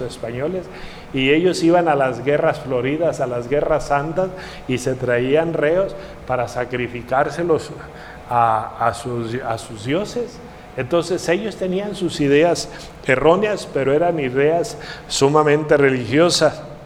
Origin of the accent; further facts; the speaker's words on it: Mexico; los mexicanos